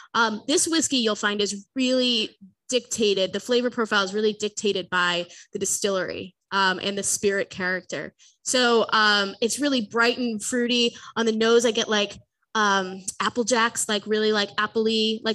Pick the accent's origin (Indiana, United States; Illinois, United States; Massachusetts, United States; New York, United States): Massachusetts, United States; Framingham; accent: Boston; I do not have a Boston accent anymore, but I am from Framingham originally.